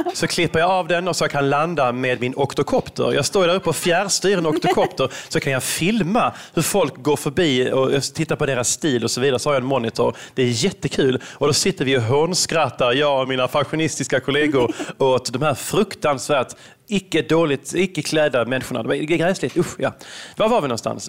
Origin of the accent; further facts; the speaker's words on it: Veberöd, Skåne, Sweden; moved away as an adult; also born or lived in Malmö / Stockholm; now in London, United Kingdom; jag kommer från Veberöd ursprungligen, en liten eh, håla här utanför Malmö, Lund.